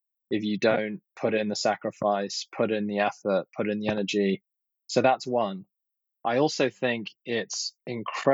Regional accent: London, United Kingdom; moved away as an adult; now in United States; I grew up in Southwest London, actually, in, you know, living above a retail store

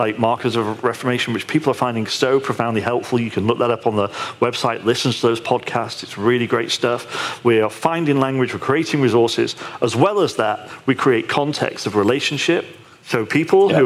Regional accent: United Kingdom; I'm British

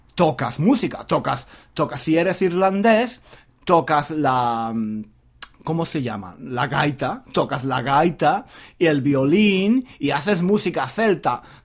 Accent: southern Spain, Spain; moved away as an adult; now in England; Yo soy un hombre de España, no solo de España. Yo soy un hombre del sur de España.

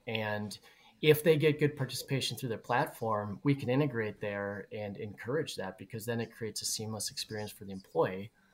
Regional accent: Twin Cities, Minnesota, United States; we're both from the Twin Cities area

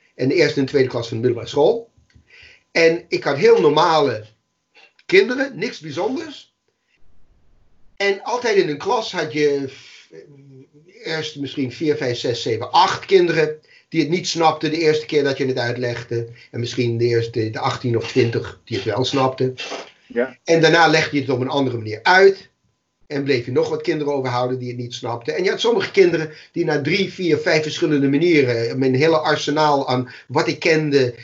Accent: New York City, New York, United States; Dutch is a second language; moved away as an adult; also born or lived in Amsterdam; now in Netherlands; toen ik in de Bronx woonde

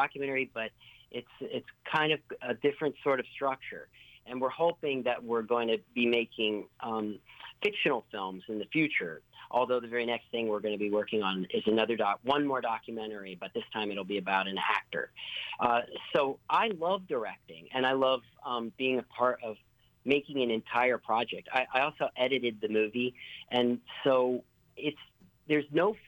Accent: Raytown, Missouri, United States; moved away as an adult; also born or lived in Overland Park, Kansas; now in New York, United States; I'm from Raytown, Missouri, up until I was 10. And then I moved to Overland Park, Kansas, and graduated from Shawnee Mission West High School

